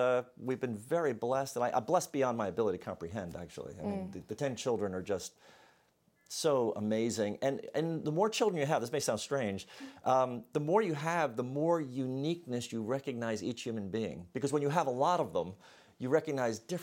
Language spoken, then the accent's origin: English; New York City, New York, United States; now in Hershey, United States; I'm from the Bronx, New York